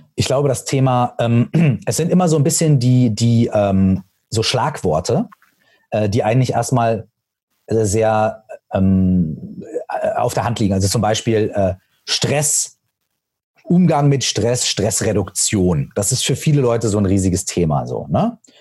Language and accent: German; Minden, North Rhine-Westphalia, Germany; meiner Heimatstadt, aus Minden